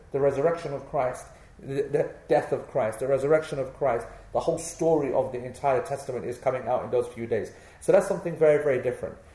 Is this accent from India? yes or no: no; England, United Kingdom; because we are born here and we have every right to feel, be, to feel proud of being English